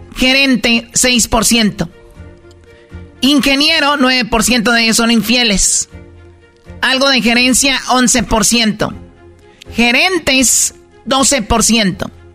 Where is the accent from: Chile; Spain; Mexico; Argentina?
Mexico; Tepatitlán, Jalisco; yo soy de Tepatitlán